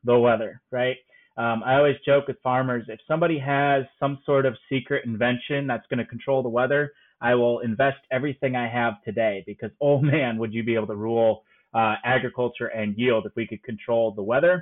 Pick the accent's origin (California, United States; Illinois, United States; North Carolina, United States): Illinois, United States; Northern; I'm from Northern Illinois